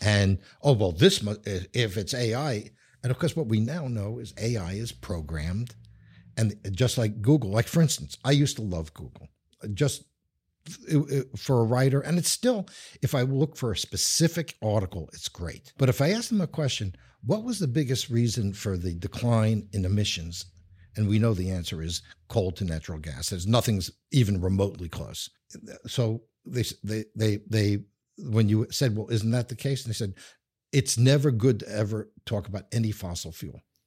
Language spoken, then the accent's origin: English; New York, United States; accent: New York; moved away; I'm originally from New York, as anyone who knows accents would know.